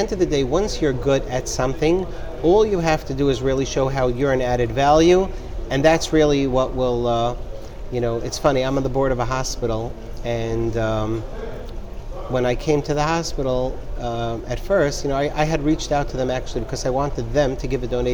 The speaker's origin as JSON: {"language": "English", "town": "New York City", "region": "New York", "country": "United States", "tie": "born or raised there", "said": "I grew up in a neighborhood called Pelham Parkway in the Bronx"}